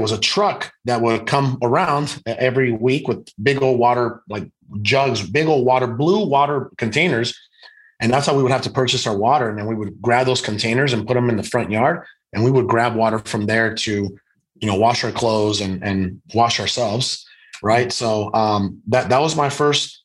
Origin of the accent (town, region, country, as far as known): Guaymas, Sonora, Mexico; born or raised there; also born or lived in Hermosillo, Sonora, Mexico; now in United States